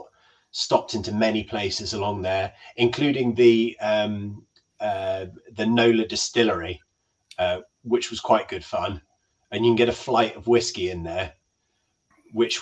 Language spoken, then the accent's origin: English; United Kingdom; being British